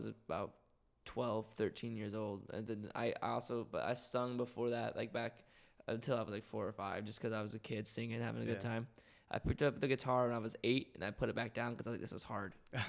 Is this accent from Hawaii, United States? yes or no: no; Wichita Falls, Texas, United States; No, I'm not from here. I'm from Texas, North okay. Texas, not necessarily the panhandle, a place called Wichita Falls. I got infatuated with music because I was raised and I grew up around it.